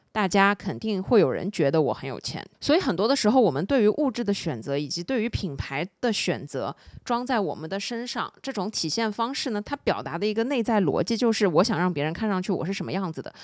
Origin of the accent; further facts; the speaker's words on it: Shanghai, China; 我作为一个上海人，我必须承认，这件事情其实是真真实实存在的